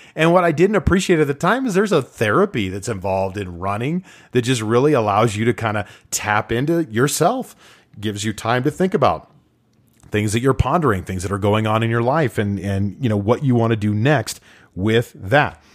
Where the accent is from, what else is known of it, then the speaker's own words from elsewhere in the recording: Utah, United States; live in my home state of Utah